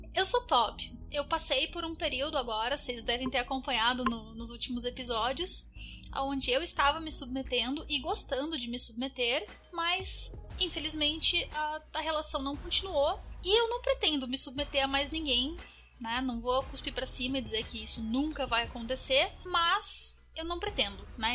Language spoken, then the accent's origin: Portuguese; Curitiba, Paraná, Brazil; eu sou de Curitiba, mas um pedaço do meu coração mora em São Paulo